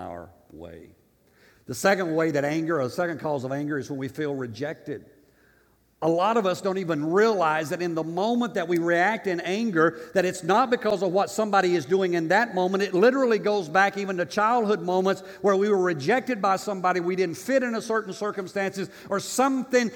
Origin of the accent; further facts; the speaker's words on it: Tennessee, United States; I'm from Tennessee in Africa